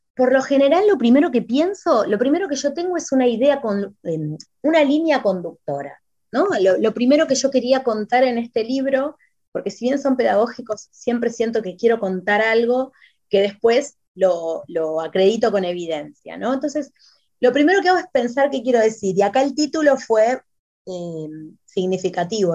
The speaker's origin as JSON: {"language": "Spanish", "country": "Argentina"}